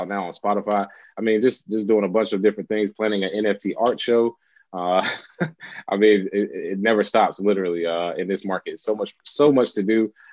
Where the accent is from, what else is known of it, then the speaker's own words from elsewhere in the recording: Charlotte, North Carolina, United States; moved away as an adult; also born or lived in Los Angeles, California; now in Charlotte, United States; I'm from Charlotte, North Carolina